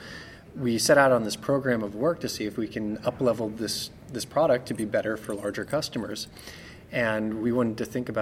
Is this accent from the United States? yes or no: yes; Northeast, United States; moved away; I'm from the Northeast, so it's like kind of nice to be back in the Northeast and have seasons.